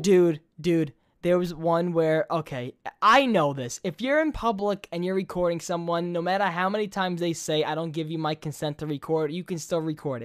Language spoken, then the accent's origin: English; New York, United States; accent: New York; I'm from New York